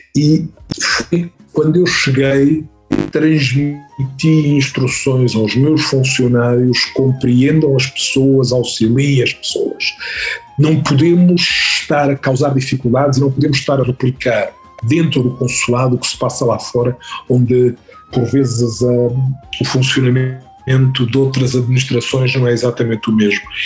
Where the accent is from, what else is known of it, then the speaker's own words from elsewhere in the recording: Figueira da Foz, Centro, Portugal; moved away as an adult; also born or lived in Coimbra / Angola; now in Caracas, Venezuela; fiz praticamente toda a minha juventude na Figueira da Foz, fiz lá o liceu